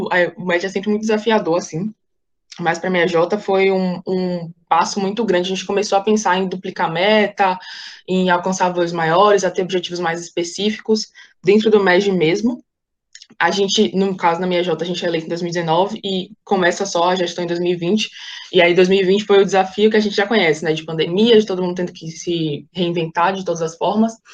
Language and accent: Portuguese; Salvador, Bahia, Brazil; eu tenho 21 anos, eu sou estudante de direito, nasci e fui criada em Salvador.